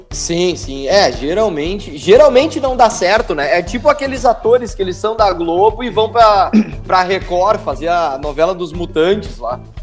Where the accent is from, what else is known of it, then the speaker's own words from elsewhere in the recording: Estrela, Rio Grande do Sul, Brazil; eu nasci em Estrela